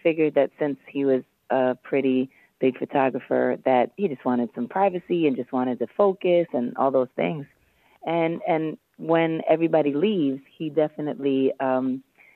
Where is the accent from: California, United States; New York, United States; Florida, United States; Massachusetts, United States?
New York, United States; New York City; I was 18, 19, and I had these cornrows, and I was from Harlem